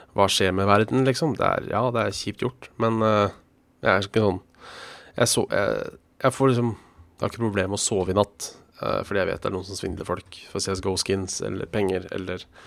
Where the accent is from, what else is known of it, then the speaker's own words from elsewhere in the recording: Hønefoss, Buskerud, Norway; jeg er fra Hønefoss